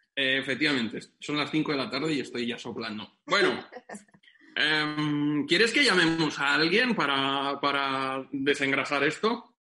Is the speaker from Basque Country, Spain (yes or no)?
no; Benidorm, Valencian Community, Spain